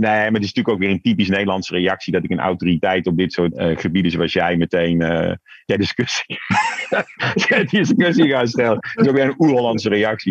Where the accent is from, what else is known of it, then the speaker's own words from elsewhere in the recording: Tilburg, North Brabant, Netherlands; now in Amsterdam, Netherlands; geboren en getogen in Tilburg. Kun je nog een beetje horen, maar al jaren woonachtig in Amsterdam